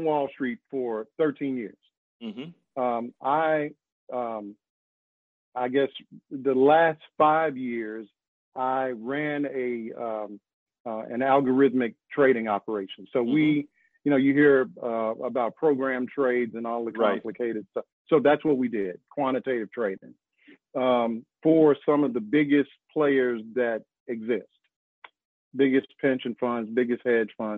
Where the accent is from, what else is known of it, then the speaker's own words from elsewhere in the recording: Arkansas, United States; also born or lived in New York / New Jersey; now in North Carolina, United States; I'm from Arkansas.